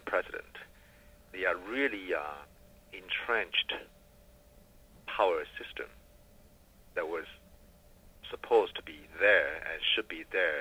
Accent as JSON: {"language": "English", "country": "China", "tie": "born or raised there", "moved": "as an adult", "lives_now": "United States", "said": "when I was growing up in China"}